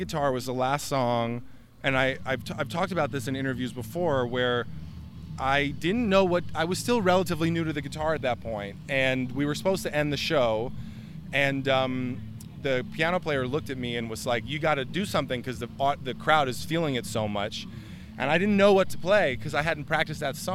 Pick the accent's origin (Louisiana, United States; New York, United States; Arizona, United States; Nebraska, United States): New York, United States; moved away as an adult; now in Denver, United States; That's my hometown that I grew up in and I came up in, and I love New York